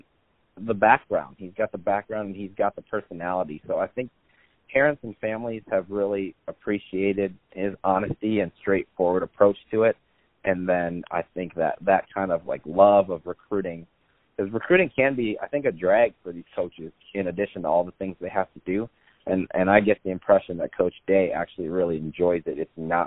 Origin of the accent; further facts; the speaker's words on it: Michigan, United States; I grew up in Michigan